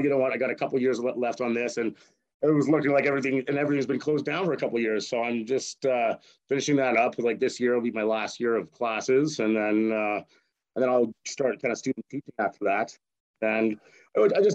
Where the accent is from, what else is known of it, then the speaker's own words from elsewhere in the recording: Edmonton, Alberta, Canada; I grew up in Edmonton. Like I've been here basically my whole life.